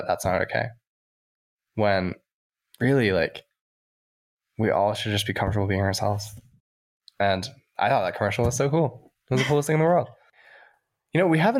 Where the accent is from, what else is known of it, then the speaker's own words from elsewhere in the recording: Provo, Utah, United States; also born or lived in Salt Lake City, Utah; I grew up in Provo, Utah